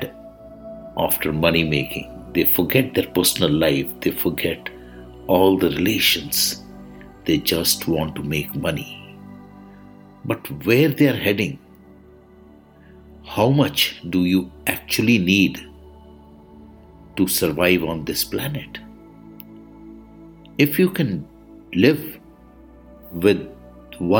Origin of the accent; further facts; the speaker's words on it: India; I am the Indian monk